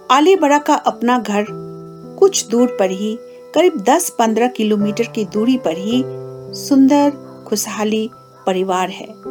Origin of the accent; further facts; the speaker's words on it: Kalimpong, West Bengal, India; पश्चिम बंगाल राज्य के कालिम्पोंग क्षेत्र की निवासी हूँ